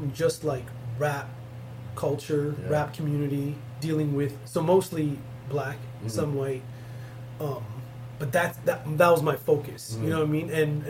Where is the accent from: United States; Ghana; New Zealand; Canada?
Canada; Brampton, Ontario; also born or lived in Jaffna, Sri Lanka; I grew up in Brampton, in mostly white kids.